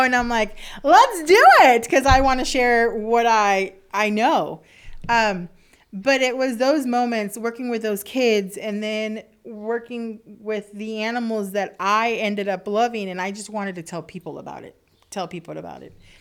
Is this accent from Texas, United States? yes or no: yes; South Texas, United States; moved away as an adult; also born or lived in Alaska; I'm originally from South Texas, and South Padre Island was an hour away from me